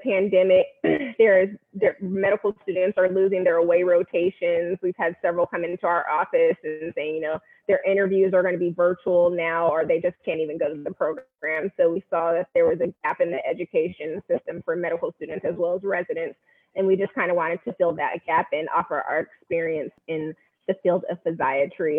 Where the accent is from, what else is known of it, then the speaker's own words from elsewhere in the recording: Bay Area, California, United States; moved away as an adult; now in Fort Worth, United States; I am born and raised in the Bay Area, California